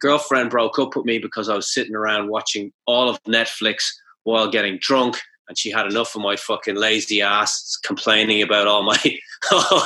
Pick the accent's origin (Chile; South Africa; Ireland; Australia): Ireland; moved away as an adult; now in Japan; we have a famous hero called Cú Chulainn that we learned about